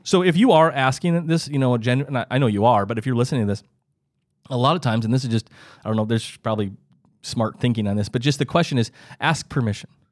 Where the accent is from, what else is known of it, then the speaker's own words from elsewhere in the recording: Midwest, United States; I, I lived, I grew up in the Midwest